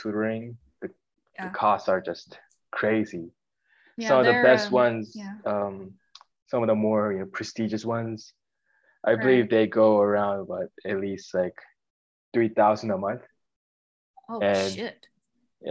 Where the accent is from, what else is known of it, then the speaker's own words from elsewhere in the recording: South Korea; I'm actually from Korea.